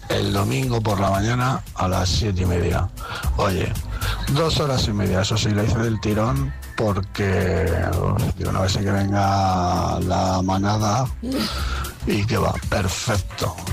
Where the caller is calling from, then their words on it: Madrid, Community of Madrid, Spain; Hola mañaneros … de Madrid.